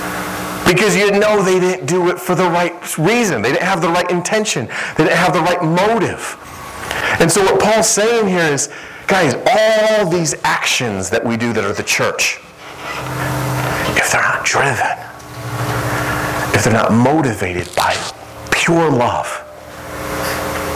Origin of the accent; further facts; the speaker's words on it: Midwest, United States; moved away; I'm from the Midwest, and I'm used to like Chicago and some of those places in big cities.